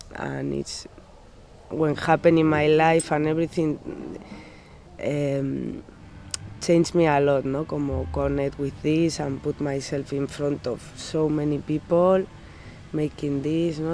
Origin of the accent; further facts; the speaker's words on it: Pamplona, Navarre, Spain; English is a second language; moved away as an adult; now in Rockaway Park, United States; I am from Pamplona